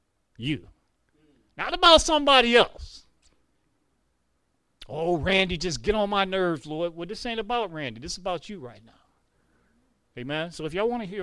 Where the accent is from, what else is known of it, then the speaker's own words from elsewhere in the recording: Detroit, Michigan, United States; moved away as an adult; now in North Carolina, United States; I am from here, Detroit, Michigan, born, raised, right, homegrown in the city.